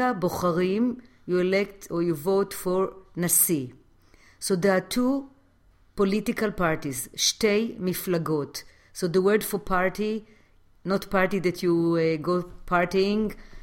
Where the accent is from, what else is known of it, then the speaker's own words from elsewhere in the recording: Jerusalem, Jerusalem District, Israel; now in New York City, United States; I was born in Jerusalem